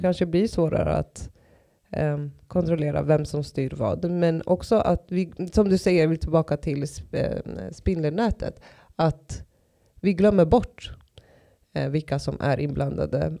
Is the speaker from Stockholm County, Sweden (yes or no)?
yes; Stockholm, Stockholm County, Sweden; jag är uppväxt i Tensta och Rinkeby